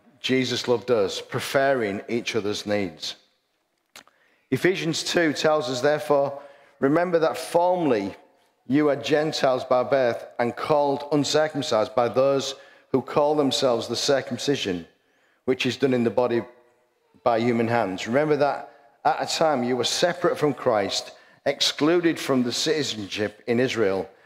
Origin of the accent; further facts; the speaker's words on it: Hull, Yorkshire and the Humber, United Kingdom; I'm very, very proud to stand up and say, I'm from Hull